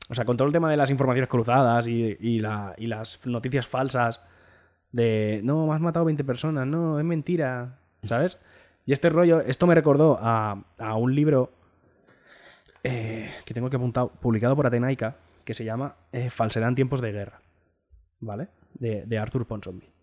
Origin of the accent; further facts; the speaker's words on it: Spain; Pero bueno, soy española, ¿qué quieres que te gane?